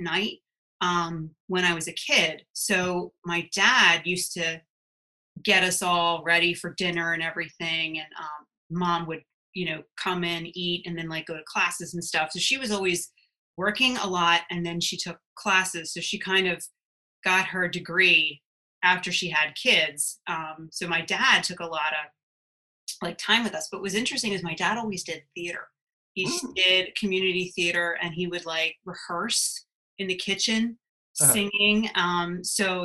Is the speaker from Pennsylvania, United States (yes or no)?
yes; Drexel Hill, Pennsylvania, United States; also born or lived in New Jersey; now in West Chester, United States; I lived in Drexel Hill for a little bit. That's where I grew up, and then moved out to Westchester